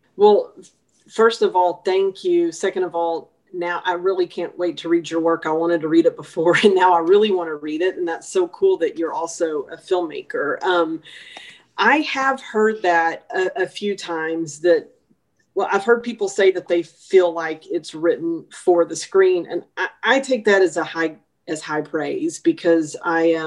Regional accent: Longview, Texas, United States; Longview, my hometown

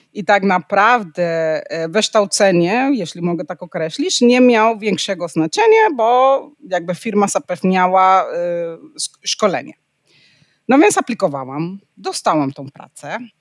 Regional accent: Panama; Polish is a second language; also born or lived in Netherlands; now in Poland; pochodzę z Panamy

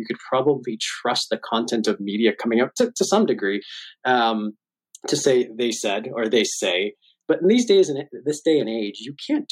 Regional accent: Hamilton, Ontario, Canada; I grew up in Hamilton, which is, you know, just across the lake, so to speak, and also a steel town.

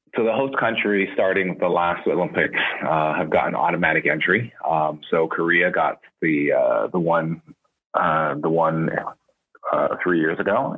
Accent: Canada; growing up in Canada

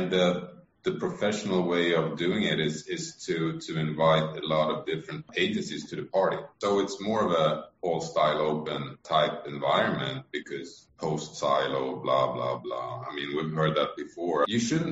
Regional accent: Sweden; I may be Swedish, but I'm American in that sense

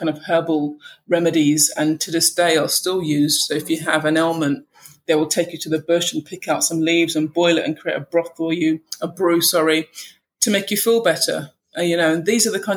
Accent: London, United Kingdom; we grew up in London in the UK.

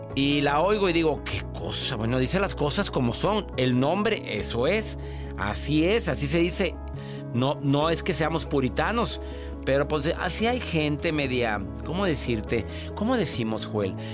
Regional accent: Mexico; now in United States

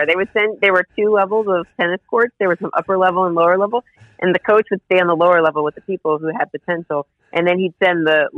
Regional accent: Indianapolis, Indiana, United States; now in New York City, United States; I'm from Indianapolis, Indiana, but I've been in New York long enough, like 15 years, that I call myself a New Yorker

